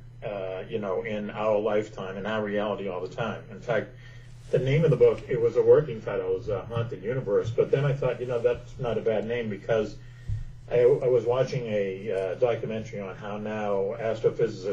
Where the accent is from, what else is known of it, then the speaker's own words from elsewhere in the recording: Boston, Massachusetts, United States; I grew up in Boston